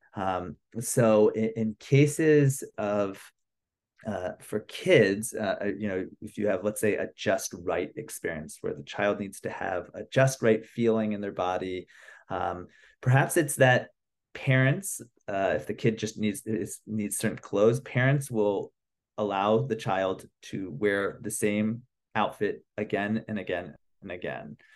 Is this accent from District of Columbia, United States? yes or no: yes; Washington, District of Columbia, United States; moved away as an adult; also born or lived in Philadelphia / New York; now in Los Angeles, United States; I'm originally from the East Coast. I'm from Washington, D C